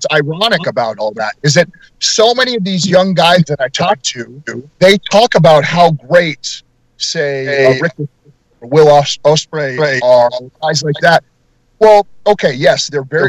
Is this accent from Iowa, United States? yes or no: no; Denver, Colorado, United States; moved away; also born or lived in Kansas City; I grew up in Denver